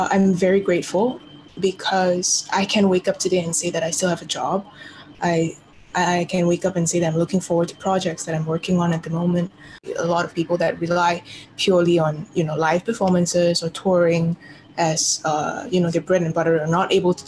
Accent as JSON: {"language": "English", "town": "Kota Kinabalu", "region": "Sabah", "country": "Malaysia", "tie": "born or raised there", "said": "Born and raised here in KK"}